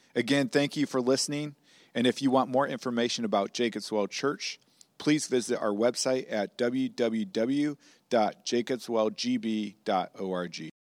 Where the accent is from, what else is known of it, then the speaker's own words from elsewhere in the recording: Missouri, United States; moved away as an adult; now in Wisconsin, United States; I was raised in Missouri